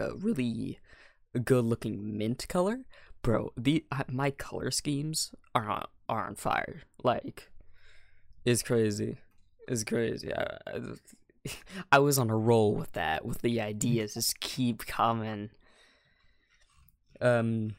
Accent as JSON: {"language": "English", "country": "United States", "said": "I'm American"}